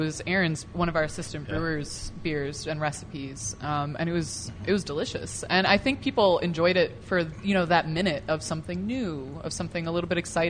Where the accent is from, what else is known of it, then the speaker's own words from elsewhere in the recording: Royal Oak, Michigan, United States; moved away as an adult; now in Northern Michigan, United States; I actually I grew up here in Royal Oak, so right outside the metro area here.